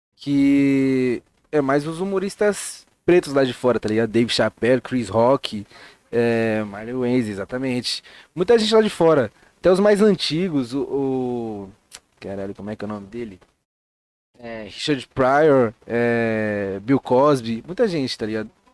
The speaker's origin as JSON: {"language": "Portuguese", "region": "São Paulo", "country": "Brazil", "said": "eu vim de um bairro muito bom da zona, da zona sul de São Paulo, eu vim do Grajaú"}